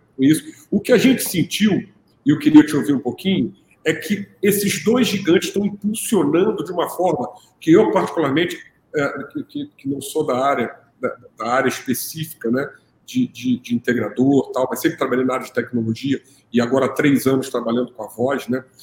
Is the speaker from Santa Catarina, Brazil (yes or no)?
no; Rio de Janeiro, Brazil; como eu sou do Rio, eu estou na minha casa